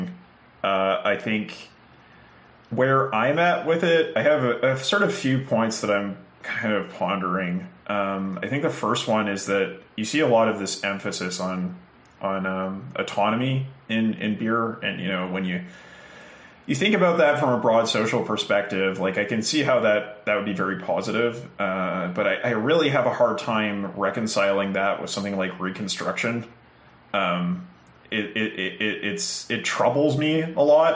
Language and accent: English; Canada; the Canadian in the room